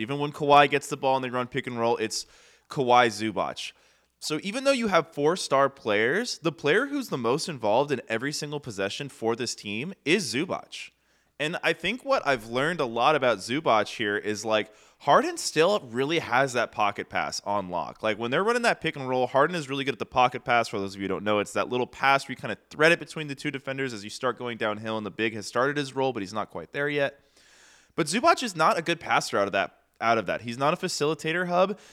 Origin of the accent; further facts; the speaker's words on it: California, United States; I'm a Californian